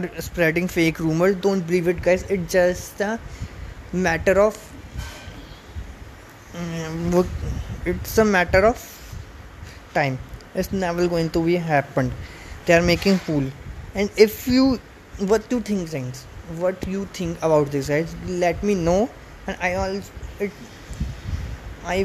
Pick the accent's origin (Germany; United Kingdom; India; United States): India